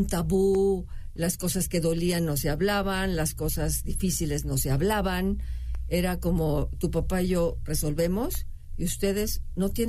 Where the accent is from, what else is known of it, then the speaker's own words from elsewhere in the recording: Nuevo Laredo, Tamaulipas, Mexico; now in Mexico City, Mexico; yo soy de pueblo, para empezar, soy de Laredo